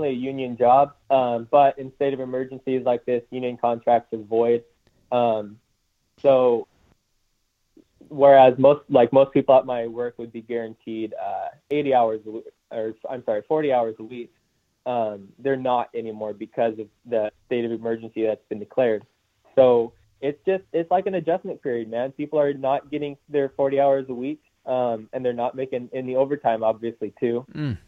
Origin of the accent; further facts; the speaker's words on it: Puyallup, Washington, United States; also born or lived in Oregon; I've lived here my whole life. I was born in Puyallup at Good Sam. And I've bounced between Washington and Oregon my whole life